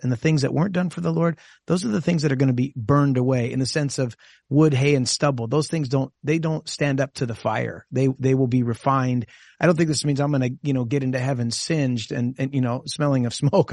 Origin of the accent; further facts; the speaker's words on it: Costa Mesa, California, United States; my home church where I grew up in Costa Mesa